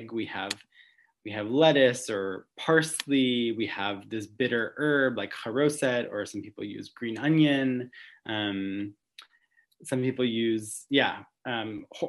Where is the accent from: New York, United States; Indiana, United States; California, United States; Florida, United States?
New York, United States; Long Island; now in New York City, United States; I grew up in Long Island